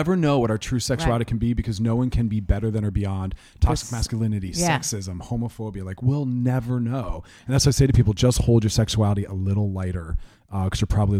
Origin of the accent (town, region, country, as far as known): Philadelphia, Pennsylvania, United States